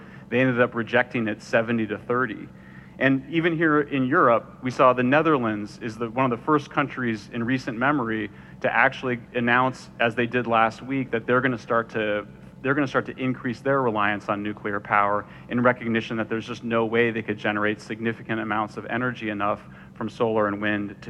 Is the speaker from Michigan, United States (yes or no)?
no; California, United States; At an international level, in my home state of California